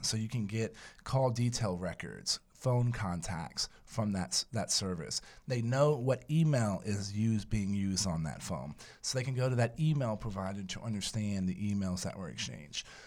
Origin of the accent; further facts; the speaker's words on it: San Antonio, Texas, United States; moved away as an adult; also born or lived in India / Pakistan / New York City / Afghanistan; my hometown of San Antonio